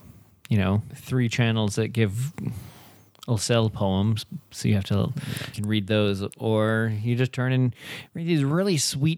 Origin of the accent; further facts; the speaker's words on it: Canada; we listen to one … song every hour, on the hour, just to remind ourselves that we're Canadian.